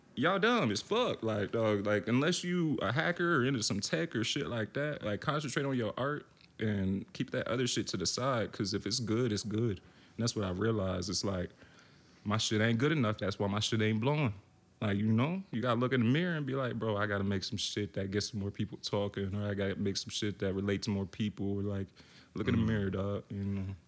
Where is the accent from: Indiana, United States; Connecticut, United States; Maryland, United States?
Maryland, United States; Baltimore; moved away as an adult; also born or lived in Richmond, Virginia; now in Brooklyn, United States; I'm from Baltimore, but I lived a year in Richmond